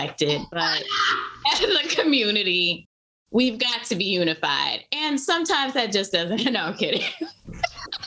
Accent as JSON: {"language": "English", "town": "Chicago", "region": "Illinois", "country": "United States", "said": "I'm from the South Side, low end"}